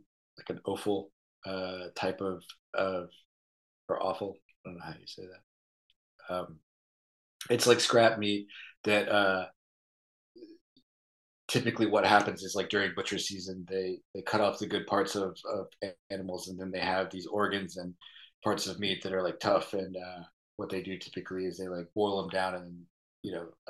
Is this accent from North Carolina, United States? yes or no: yes; Kannapolis, North Carolina, United States; now in Philadelphia, United States; I'm from more of like the Piedmont central area, but a lot of my family grew up in Western North Carolina and moved to the town that I am from, which is like this small mill town, Kannapolis